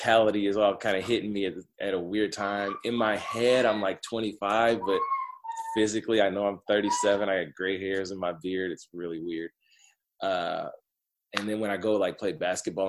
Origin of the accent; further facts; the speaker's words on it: Detroit, Michigan, United States; moved away; I'm from the Metro Detroit area